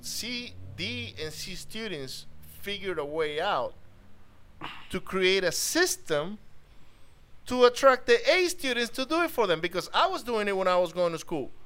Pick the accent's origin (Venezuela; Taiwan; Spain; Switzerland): Venezuela; now in United States; So I'm from Venezuela.